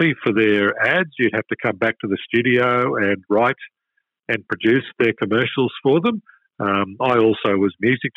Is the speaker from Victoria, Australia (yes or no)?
no; Toowoomba, Queensland, Australia; now in Melbourne, Australia; My first gig in radio was in my hometown of Toowoomba